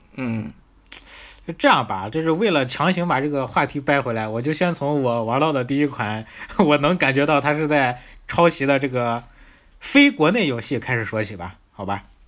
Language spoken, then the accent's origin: Chinese; northern China, China; accent: northern; 咱们这北方口音